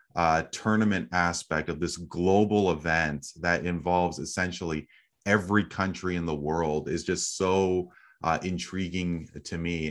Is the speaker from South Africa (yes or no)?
no; Canada; as a Canadian